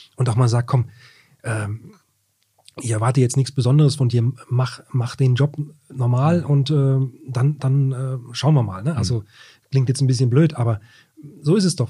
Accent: Wolfsburg, Lower Saxony, Germany; Ich bin ja auch gebürtiger Wolfsburger

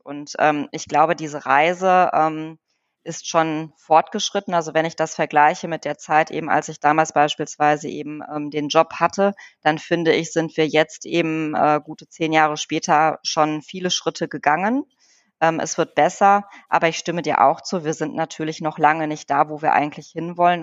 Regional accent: Wuppertal, North Rhine-Westphalia, Germany; moved away as an adult; also born or lived in Poland; now in Bonn, Germany; ich bin ja in Wuppertal geboren äh, und aufgewachsen

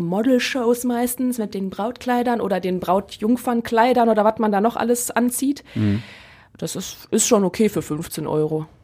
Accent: Neuss, North Rhine-Westphalia, Germany; in Neuss, ähm, in meiner Heimat

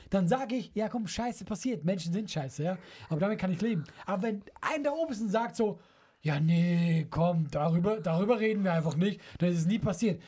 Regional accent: Switzerland; moved away; dass ich Schweizer bin

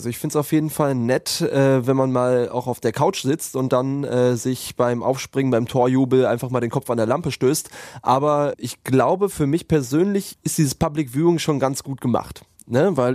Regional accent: England, United Kingdom; German is a second language; now in Germany; Ich, ich komme aus England doch. 1990, wir haben gegen Deutschland verloren.

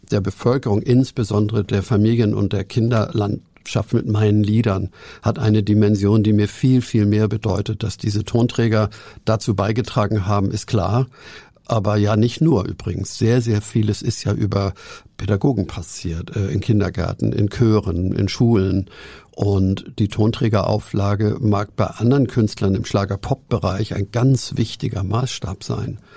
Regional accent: Hamburg, Germany; ich bin ja auch ein Hamburger.

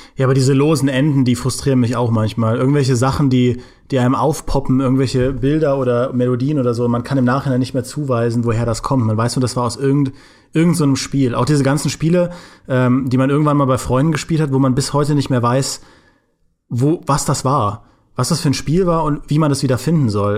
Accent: Trier, Rhineland-Palatinate, Germany; im äh, Ratio bei uns in Trier

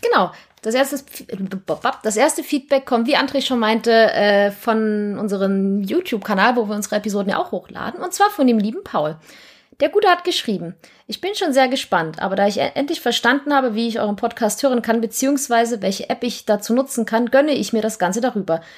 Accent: East Germany, Germany; ich komme aus dem Osten

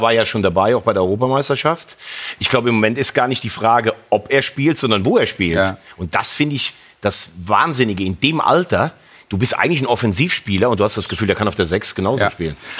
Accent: Rhineland, Germany; Ich bin kein Kölner, kein Gebürtiger, ich bin Rheinländer.

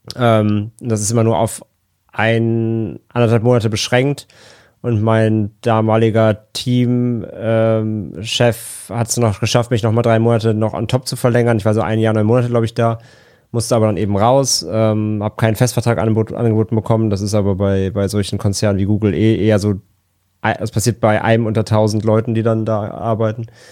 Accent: Rhineland, Germany; now in Hamburg, Germany; komme ja gebürtig aus dem Rheinland

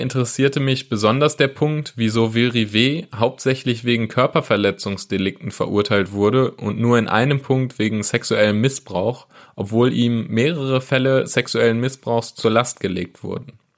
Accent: Wesel, North Rhine-Westphalia, Germany; Ich komme selbst ursprünglich aus Wesel

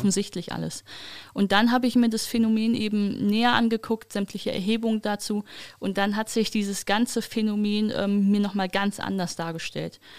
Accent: Wuppertal, North Rhine-Westphalia, Germany; Ich komme ja aus Wuppertal, das heißt, ich komme aus diesem alten christlich-demokratischen Arbeitnehmerschaftsland

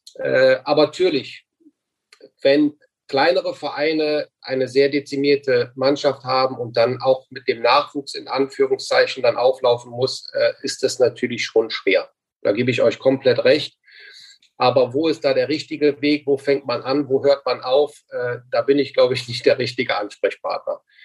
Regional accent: Mönchengladbach, North Rhine-Westphalia, Germany; moved away as an adult; also born or lived in China / Fürth; in meiner Heimatstadt Mönchengladbach, äh, wieder zu Hause angekommen

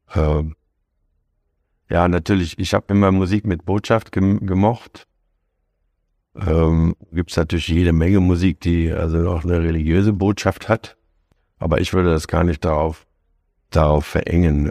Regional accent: Hanover, Lower Saxony, Germany; moved away; also born or lived in Frankfurt; also ich bin ja Hannoveraner

